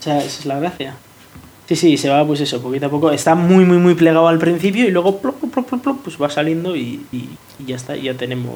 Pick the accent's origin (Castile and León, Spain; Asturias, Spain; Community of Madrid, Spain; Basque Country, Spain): Basque Country, Spain; Bilbao; yo soy de Bilbao y me voy a ir a vivir a Virginia